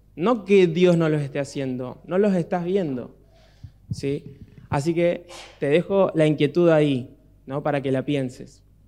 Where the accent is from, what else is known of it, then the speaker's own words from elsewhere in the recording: Miramar, Buenos Aires Province, Argentina; cuando éramos chicos en casa en Miramar